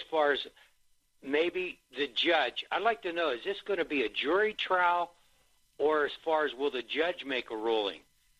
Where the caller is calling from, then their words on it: Pittsburgh, Pennsylvania, United States; calling from Pittsburgh.